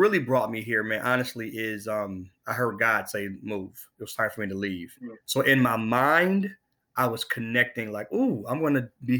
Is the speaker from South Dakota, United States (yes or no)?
yes; Sioux Falls, South Dakota, United States; born there; also born or lived in Buffalo; now in Nashville, United States; And I am originally from, I was born in Sioux Falls, South Dakota.